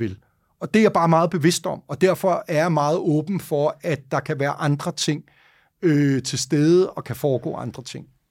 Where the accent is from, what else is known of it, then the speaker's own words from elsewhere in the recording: Denmark; Og det første, jeg tænker sådan rigtig dårligt som dansker